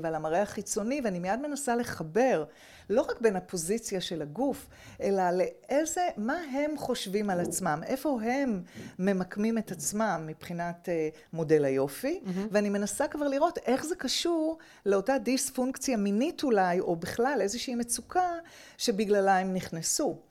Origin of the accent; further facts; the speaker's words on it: Petah Tikva, Central District, Israel; גדלתי בפתח תקווה